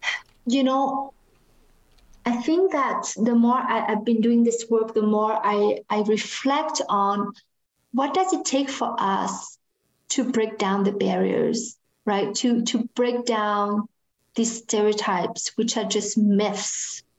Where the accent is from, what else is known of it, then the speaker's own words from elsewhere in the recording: Canada; It's very hard for us to do that if we were raised in Canada.